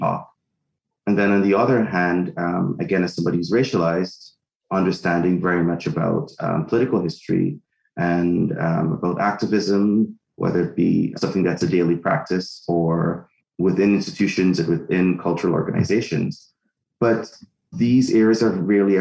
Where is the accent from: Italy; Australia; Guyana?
Guyana; now in Canada; I'm from Guyana in South America. I've lived in Canada for half of my life.